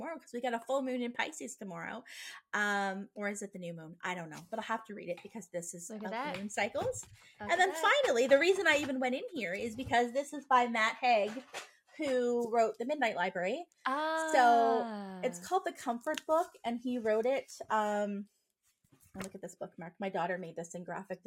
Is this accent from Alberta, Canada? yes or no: no; Nova Scotia, Canada; I'm from Nova Scotia.